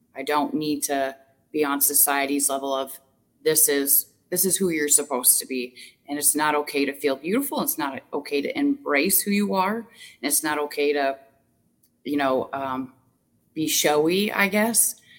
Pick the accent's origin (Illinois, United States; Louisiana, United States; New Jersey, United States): Illinois, United States; Southern; moved away as an adult; now in Wisconsin, United States; I moved to Wisconsin, so I'm from Southern Illinois, and I moved to Wisconsin um, eight years ago